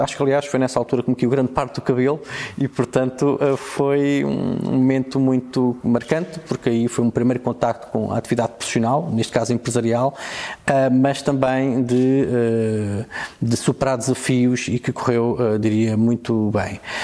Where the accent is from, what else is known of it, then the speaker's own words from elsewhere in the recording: Covilhã, Centro, Portugal; moved away; à minha terra, eh, à minha terra natal